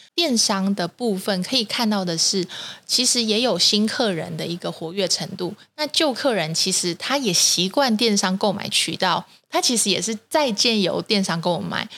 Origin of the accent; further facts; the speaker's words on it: Taiwan; 我们台湾人